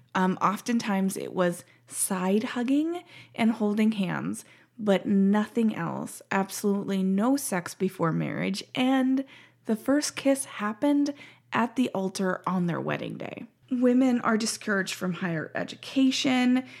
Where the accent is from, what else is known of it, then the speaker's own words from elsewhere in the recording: Montana, United States; moved away as an adult; also born or lived in Washington State; now in Ohio, United States; I grew up in Montana and spent the last three years in Washington.